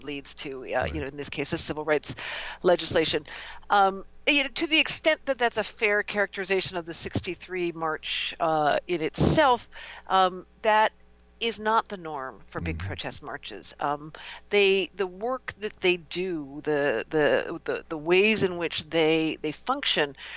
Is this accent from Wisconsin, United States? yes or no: yes; outside of Milwaukee, Wisconsin, United States; the Midwest, which is where I grew up. I grew up outside of Milwaukee